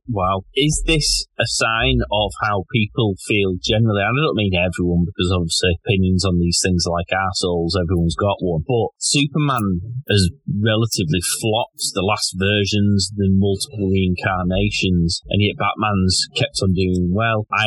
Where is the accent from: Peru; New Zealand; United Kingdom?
United Kingdom; as a Brit